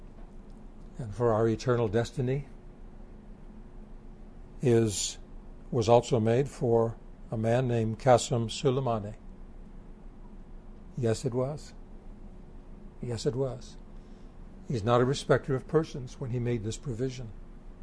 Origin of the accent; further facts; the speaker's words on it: Canada; As a Canadian